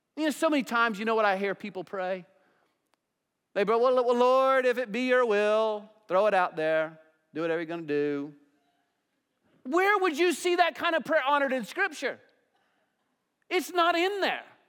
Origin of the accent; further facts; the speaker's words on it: United States; also born or lived in Johnson County; we as American Christians